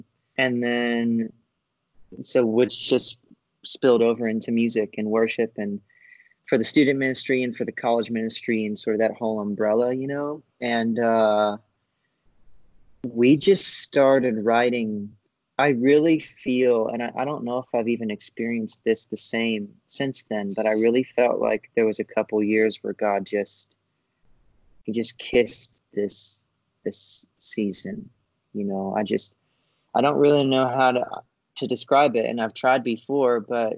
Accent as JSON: {"language": "English", "region": "Florida", "country": "United States", "tie": "born or raised there", "said": "So I grew up in Florida. I ended up going to college at UCF in Orlando."}